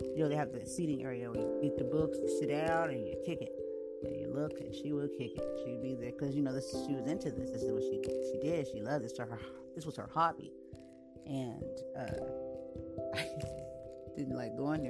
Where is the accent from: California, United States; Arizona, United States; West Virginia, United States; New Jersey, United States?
California, United States; San Diego; I was born right here in San Diego, California